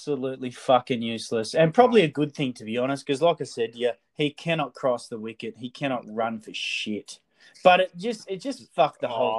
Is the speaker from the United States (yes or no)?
no; Australia; I'm an Aussie